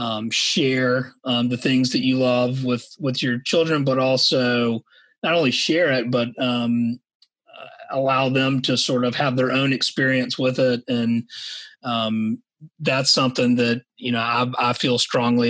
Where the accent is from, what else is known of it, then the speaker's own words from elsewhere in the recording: Savannah, Georgia, United States; I grew up in Savannah, Georgia, here in the low country